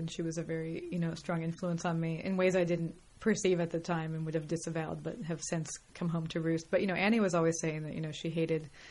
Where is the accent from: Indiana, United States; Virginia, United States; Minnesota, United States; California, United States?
California, United States; San Francisco Bay Area; moved away as an adult; also born or lived in Mill Valley, California / New York; now in Los Angeles, United States; I grew up in the Bay Area, San Francisco Bay Area.